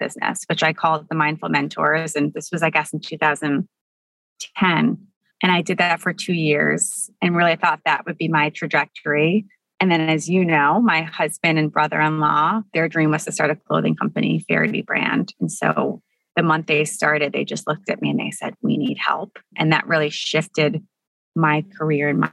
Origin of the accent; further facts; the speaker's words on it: Buffalo, New York, United States; I grew up in Buffalo, New York